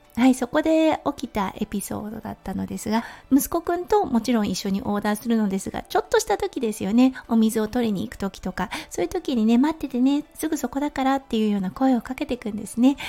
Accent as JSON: {"language": "Japanese", "country": "Japan", "tie": "born or raised there", "moved": "as an adult", "lives_now": "Australia", "said": "私の故郷は日本です"}